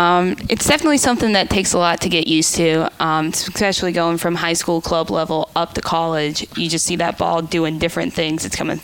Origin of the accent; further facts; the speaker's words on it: Hickory, North Carolina, United States; moved away as an adult; I have a Lincolnton address, but I typically say I'm from Hickory. It's kind of a little bit bigger, and it's weird with counties, but I'm in Catawba County, which is where Hickory is, not Lincoln County, where Lincolnton is